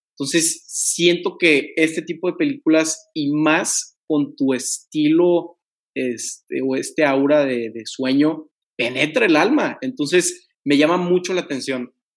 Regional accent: Tampico, Tamaulipas, Mexico; moved away as an adult; now in Monterrey, Mexico; yo soy originario de Tampico y me voy a estudiar igual derecho al TEC eh, eh, aquí en Monterrey

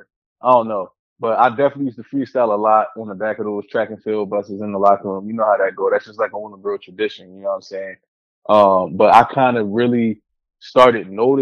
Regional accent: Willingboro, New Jersey, United States; the street that I grew up on in Willingboro, New Jersey

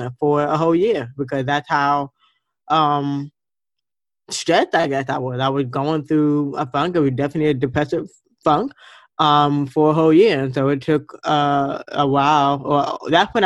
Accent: Fort Lauderdale, Florida, United States; moved away; I was born in Fort Lauderdale, Florida, and I'm a water girl at heart by nature, and I wanted to move back home.

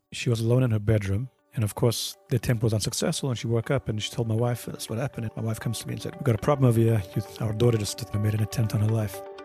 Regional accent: Johannesburg, Gauteng, South Africa; moved away as an adult; also born or lived in Cape Town, South Africa / Brooklyn / New Jersey / New Haven; now in United States; I was born in Cape Town. Grew up in Johannesburg.

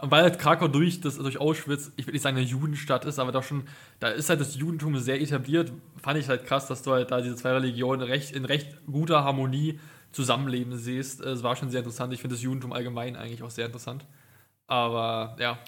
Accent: Potsdam, Brandenburg, Germany; als Potsdamer

